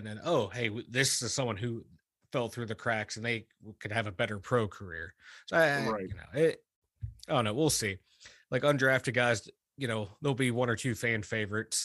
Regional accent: McKeesport, Pennsylvania, United States; now in Ohio, United States; I was born in McKeesport. My PA credentials are solid

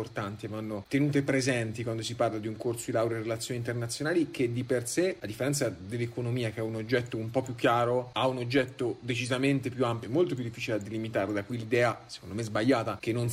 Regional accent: Perugia, Umbria, Italy; moved away as an adult; also born or lived in Turin / Trento; sono di Perugia

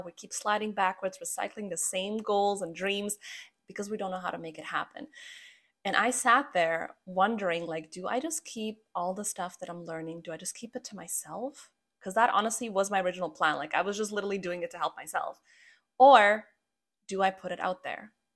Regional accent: Croatia; now in Canada; I'm actually from Croatia, which is where I was born. And after a few detours, we finally wound up in Canada, which is where I've been living for the last twenty-three years of my life

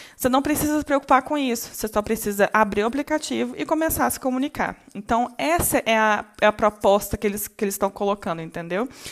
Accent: Brazil; nós, brasileiros

